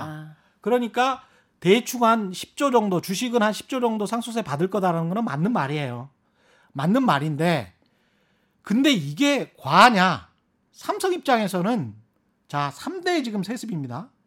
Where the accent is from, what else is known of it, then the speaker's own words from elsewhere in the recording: Yeosu, South Jeolla, South Korea; 제 고향인 요수에도 땅이 있고요